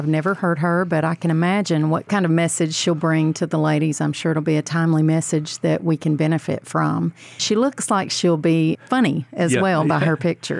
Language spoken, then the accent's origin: English; Mississippi, United States; now in Memphis, United States; a listener in Mississippi, my home state